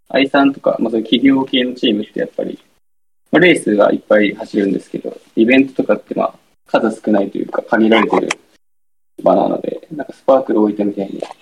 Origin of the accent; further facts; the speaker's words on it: Kumamoto, Japan; もともと僕も熊本出身なんで